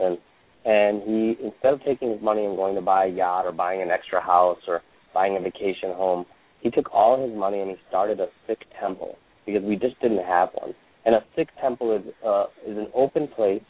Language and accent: English; United States; also born or lived in India; I was born in India, grew up in America